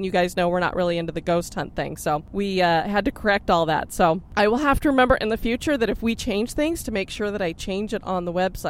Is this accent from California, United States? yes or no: no; Boston, Massachusetts, United States; accent: Boston; There's my Boston accent.